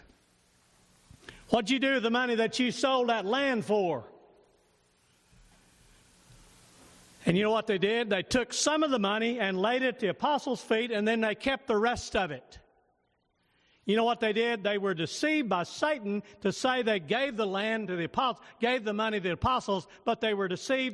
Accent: United States; I'm an American citizen

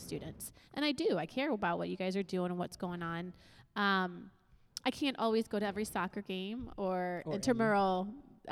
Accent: United States; I'm an American first

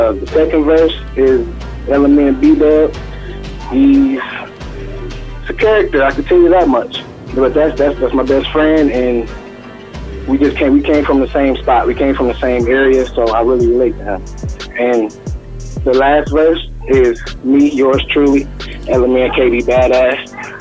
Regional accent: Pontiac, Michigan, United States; We come from Pontiac

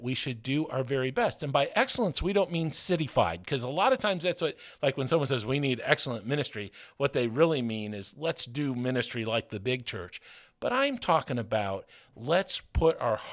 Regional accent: Lansing, Michigan, United States; moved away as an adult; now in Lamont, United States; I was born in Lansing, Michigan, a big city.

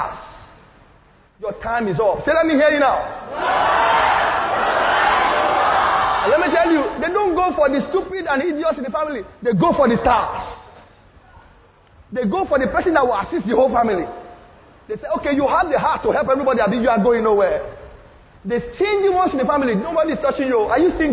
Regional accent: Lagos, Nigeria; I'm from Nigeria. They said, where in Nigeria? I said, I'm from Lagos. Where in Lagos? I said, I'm from Ikotun.

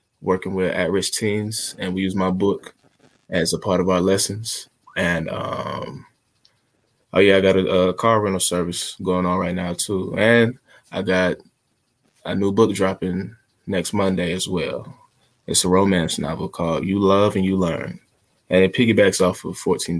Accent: Smyrna, Georgia, United States; specifically, I'm from Smyrna, Georgia

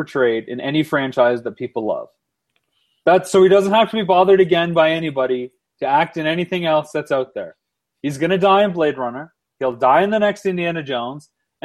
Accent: London, Ontario, Canada; Ryan Gosling from my hometown of London, Ontario

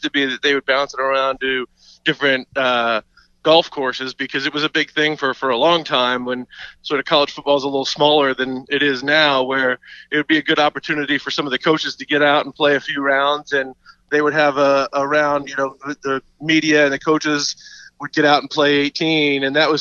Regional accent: Northern United States, United States; I'm a Yankee. I'm born a Yankee

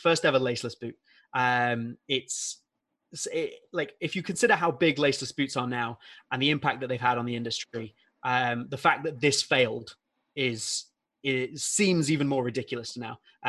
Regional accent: England, United Kingdom; Like I'm English

